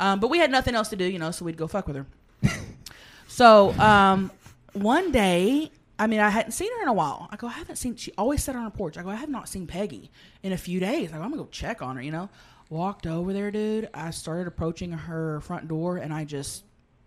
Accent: Thackerville, Oklahoma, United States; moved away as an adult; my hometown, there's a convenience store. There's no stoplights

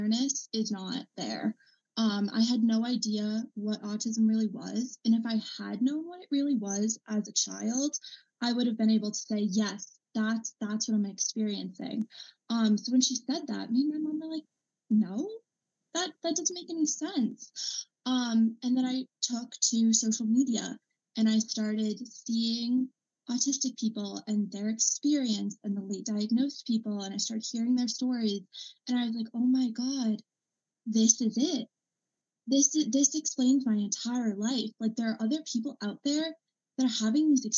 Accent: Massachusetts, United States; I'm 21, and I'm from Massachusetts

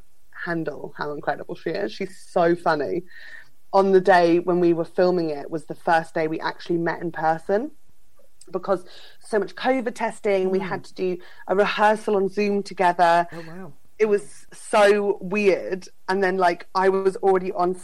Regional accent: Fleet, South East England, United Kingdom; my hometown, which is Fleet in Northeast Hampshire

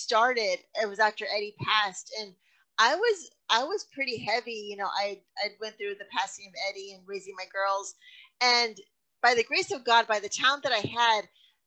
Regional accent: Texas, United States; I move back and forth out of Texas, and I always come back to Texas because there's nothing like being home for Texas.

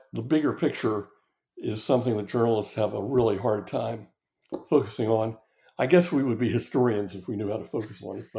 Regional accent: the North, United States; And maybe it's because I'm from the North and came with preconceived ideas

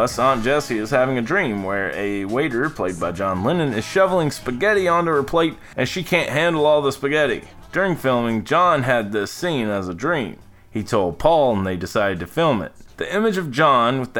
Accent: the South, United States; accent: Southern; If you can't tell from my accent, I am a Southern boy

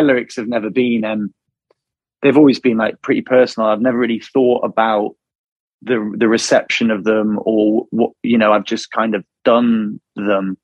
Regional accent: Wilmslow, North West England, United Kingdom; where we're from Wilmslow or Mac or like, like around that kind of area of Manchester

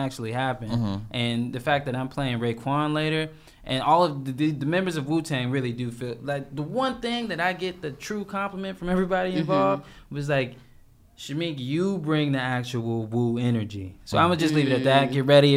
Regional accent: Lithonia, Georgia, United States; I'm from Latonia, Georgia

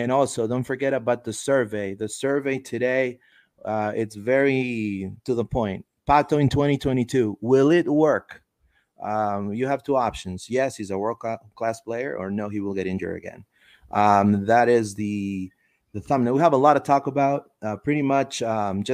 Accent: Orlando, Florida, United States; I grew up in Orlando

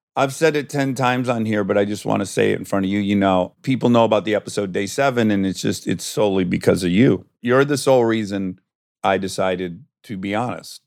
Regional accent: Michigan, United States; moved away; we're both from Michigan.

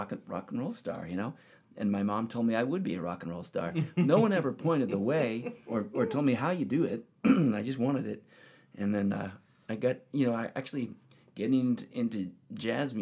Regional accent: Cape Cod, Massachusetts, United States; also born or lived in Connecticut; I was in Cape Cod, Massachusetts

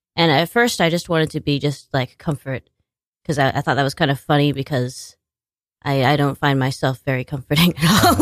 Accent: Washington, United States; moved away as an adult; also born or lived in New York; now in Staten Island, United States; I was born in Washington State

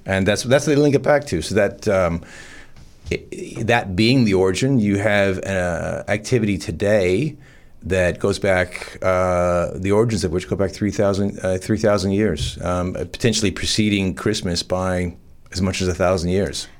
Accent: farm town north of Toronto, Ontario, Canada; moved away as an adult; also born or lived in Bondi; now in Newcastle, Australia; growing up in Canada, uh, about an hour on a f, farm town north of Toronto

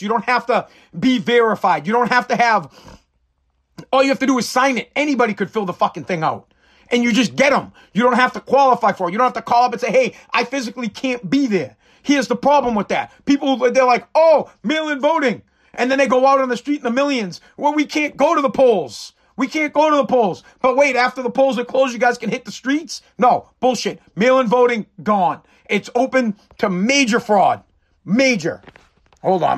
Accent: United States; As the American people

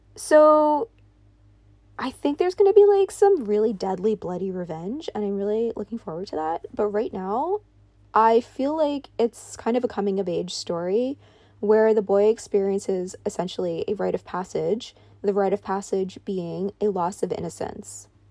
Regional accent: New York, United States; I grew up in New York

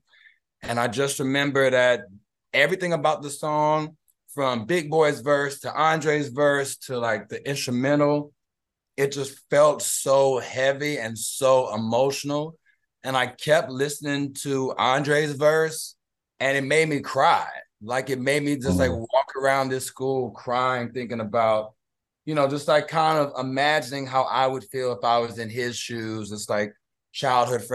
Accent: Houston, Texas, United States; moved away as an adult; also born or lived in Los Angeles; I'm from Houston, which is the home of screwed and chop music

